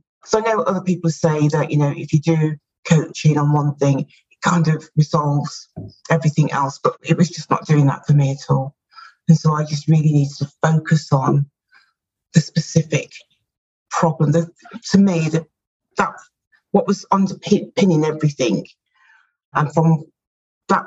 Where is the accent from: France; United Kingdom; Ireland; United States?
United Kingdom; And as you can tell from my accent, or maybe you can't, I'm from the UK.